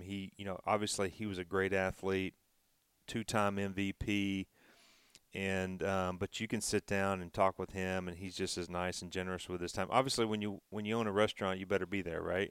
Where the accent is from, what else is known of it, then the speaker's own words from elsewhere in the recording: Knoxville, Tennessee, United States; when I was growing up in Knoxville